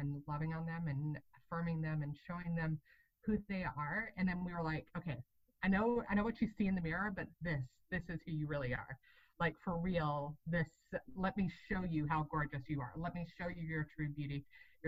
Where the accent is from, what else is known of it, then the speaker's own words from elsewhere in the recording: Atlanta, Georgia, United States; also born or lived in Wisconsin; now in Georgia, United States; I'm from Atlanta originally. And so we ended up moving down to Georgia in 2015